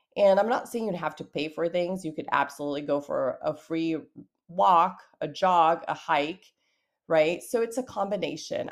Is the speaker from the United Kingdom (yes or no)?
no; Brazil; I'm from Brazil